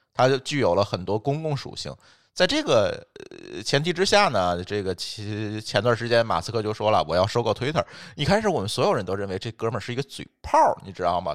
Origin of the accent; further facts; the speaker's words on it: China; 我们中国人